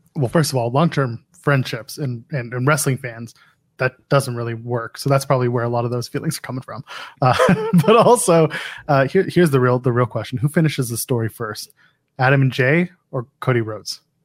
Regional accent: Canada; I am a Canadian

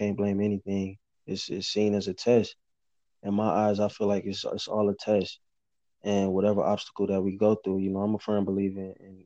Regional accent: Missouri City, Texas, United States; I'm from Missouri City, Mo City, Texas

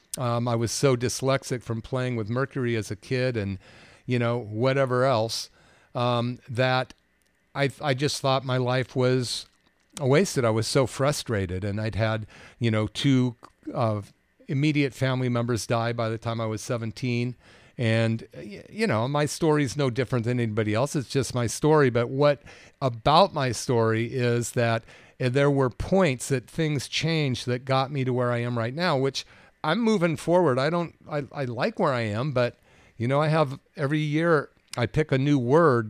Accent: Bay Area, California, United States; growing up in the Bay Area

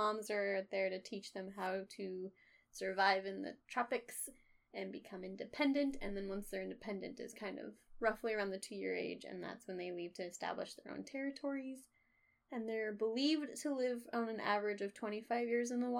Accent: United States; I'm very American

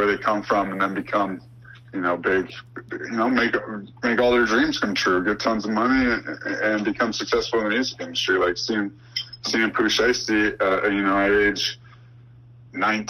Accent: Chicago, Illinois, United States; I'm from Chicago

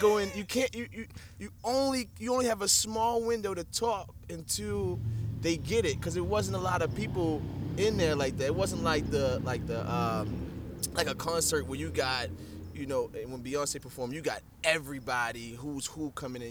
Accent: Baltimore, Maryland, United States; I'm from Baltimore

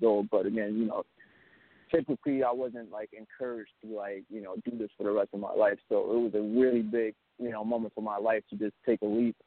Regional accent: Alabama, United States; now in Brooklyn, United States; I'm actually from Alabama. I'm out here in Brooklyn now, but I was born in Alabama

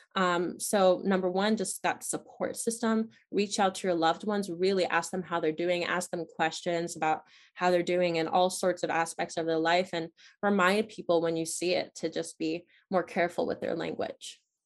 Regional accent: Chester County, Pennsylvania, United States; in Chester County, in my hometown.

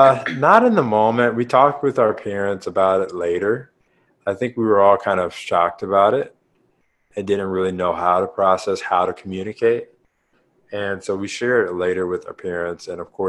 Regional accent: St. Louis, Missouri, United States; we grew up in St. Louis.

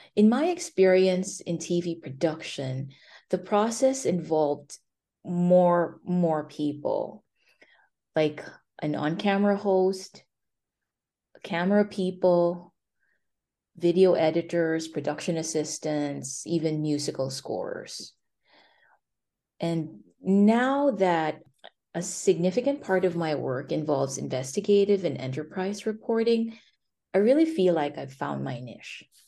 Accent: Philippines; moved away as an adult; also born or lived in China / South Dakota / Bennington County, Vermont; now in Vermont, United States; I grew up in the Philippines

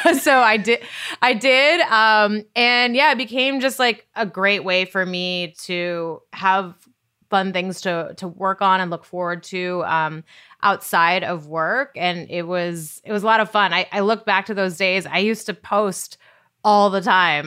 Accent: Great Falls, Montana, United States; moved away as an adult; also born or lived in San Diego / San Francisco / Bristol; I grew up in Great Falls, Montana

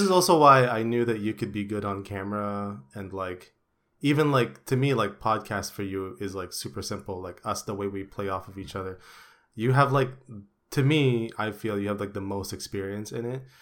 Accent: Philippines; English is a second language; moved away; back in the day in the Philippines

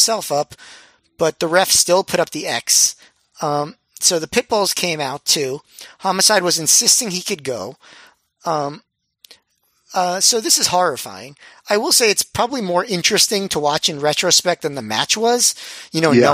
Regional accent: New York, United States; as a New Yorker

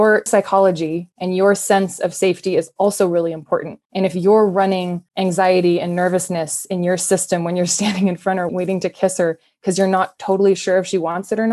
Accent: Mendocino County, California, United States; now in Colorado, United States; I'm from Mendocino County

